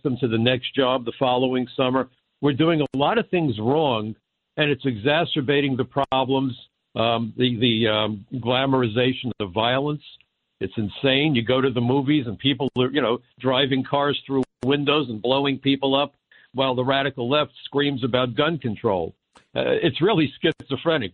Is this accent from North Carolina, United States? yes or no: no; New York City, New York, United States; growing up in Brooklyn, and I'm on the wrong side of 70